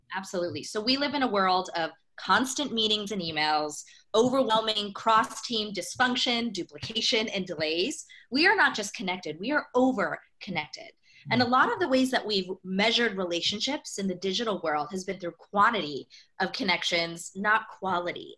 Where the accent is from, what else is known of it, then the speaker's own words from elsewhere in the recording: United States; growing up as an Indian immigrant kid mm. in the US